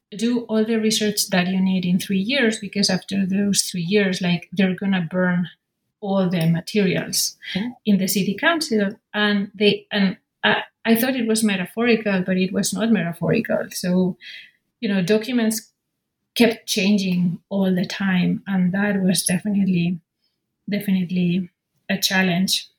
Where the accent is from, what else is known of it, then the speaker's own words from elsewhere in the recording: Madrid, Community of Madrid, Spain; born and raised in Madrid, in the capital of Spain